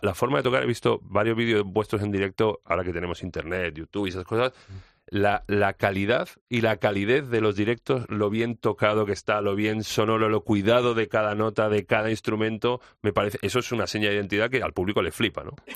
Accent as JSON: {"language": "Spanish", "country": "Spain"}